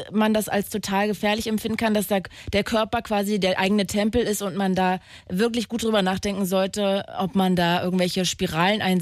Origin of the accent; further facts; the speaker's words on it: East Germany, Germany; ich komme halt auch aus dem Osten so und da war das halt erstens total normal